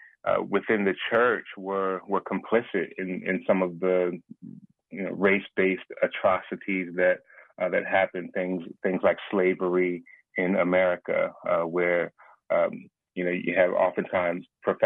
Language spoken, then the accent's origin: English; Philadelphia, Pennsylvania, United States; I'm born and raised in Philadelphia, PA